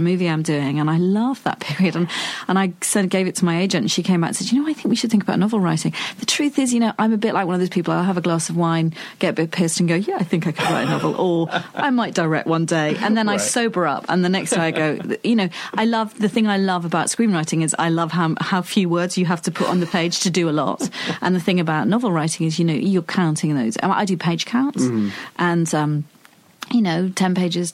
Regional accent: United Kingdom; I'm such a Brit

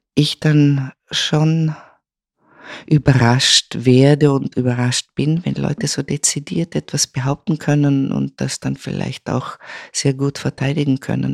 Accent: Vorarlberg, Austria; moved away; also born or lived in Vienna / Rome / Milan; Ich bin aufgewachsen im westlichsten Bundesland Österreichs, dem einzig alemannischen Bundesland und äh, Vorarlberg

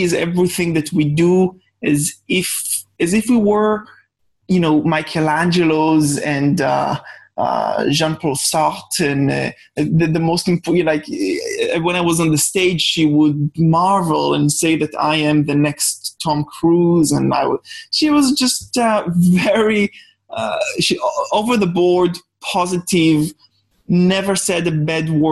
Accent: Jerusalem District, Israel; accent: Israeli; English is a second language; I was born in a small village on the outskirts of Jerusalem, Israel, which is where my accent is from

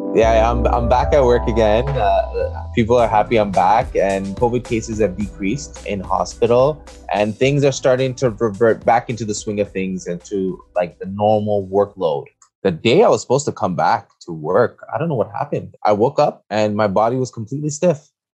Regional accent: Montreal, Quebec, Canada; I am born and raised in Montreal, Quebec, Canada.

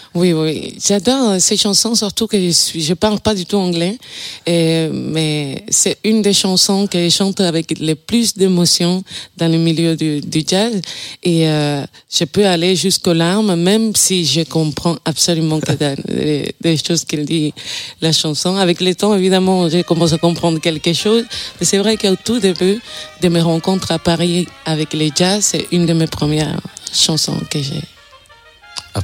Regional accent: Cuba; moved away; je viens de Cuba, je suis chanteuse et flûtiste

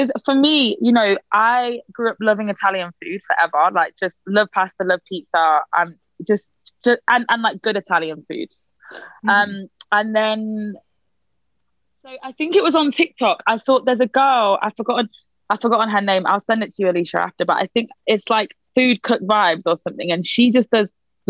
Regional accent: United Kingdom; accent: British; The only thing really that like really British, I think, is like a few sonics, but also the way I speak

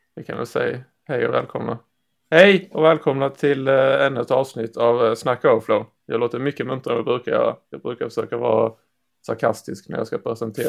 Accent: Skåne, Sweden; det här skånska ärret

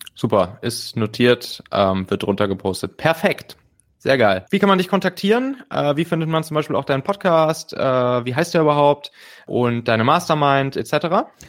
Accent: Rhineland, Germany; in meiner Heimat, dem Rheinland

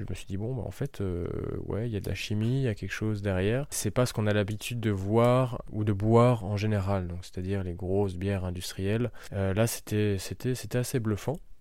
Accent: Schiltigheim, Grand Est, France; also born or lived in Jura / Poligny; je suis né à Strasbourg, à Schiltigheim, donc le quartier des brasseurs

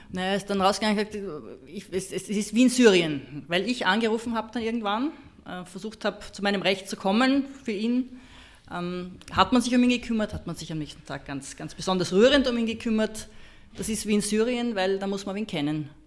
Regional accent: Austria; als Österreicherin

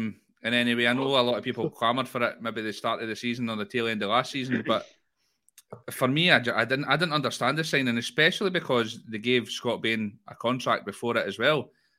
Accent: Dundee, Scotland, United Kingdom; born there; I was born in Dundee and I've been to the Maldives.

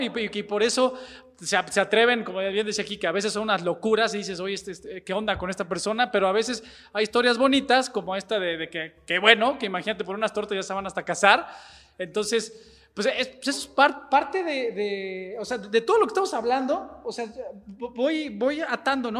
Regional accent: Mexico City, Mexico; yo soy chilango

